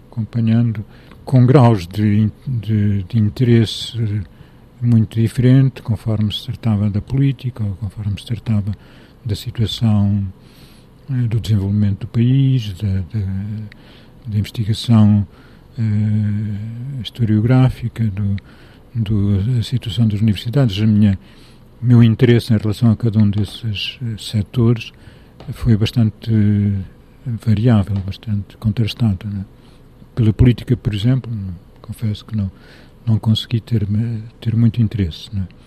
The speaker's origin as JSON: {"language": "Portuguese", "town": "Leiria", "region": "Leiria District", "country": "Portugal", "tie": "born there", "also_born_or_lived": "Lisbon", "lives_now": "Mértola, Portugal", "said": "nasci em Liria, vivi no norte de Portugal, vivi em Lisboa"}